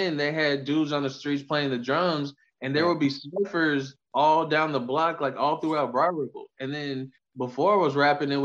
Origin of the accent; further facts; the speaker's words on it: Indiana, United States; being from Indiana